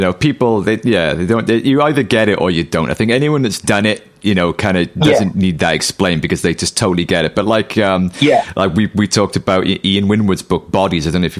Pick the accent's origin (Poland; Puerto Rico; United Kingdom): United Kingdom; we're British, you know, nobody wants you to succeed.